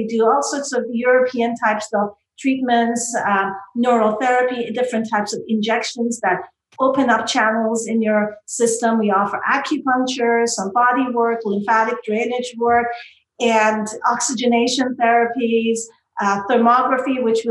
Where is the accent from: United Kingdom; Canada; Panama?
Canada; I'm from Canada